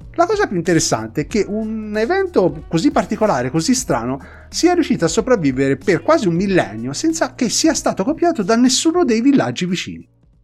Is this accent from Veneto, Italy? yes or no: no; Tuscany, Italy; fatto da Toscani Doc